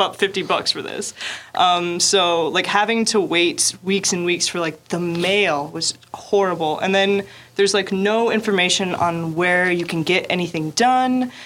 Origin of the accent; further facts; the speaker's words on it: the southern United States, United States; moved away as an adult; now in Daegu, South Korea; I'm from the southern United